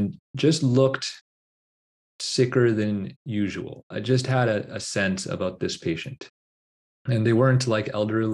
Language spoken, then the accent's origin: English; Toronto, Ontario, Canada; my own personal experiences growing up in Scarborough